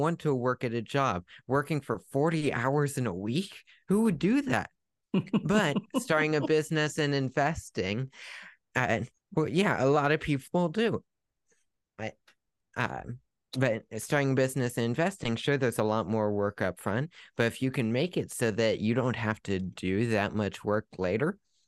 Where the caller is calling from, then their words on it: Ohio, United States; Well, I'm coming from Ohio, northeastern Ohio.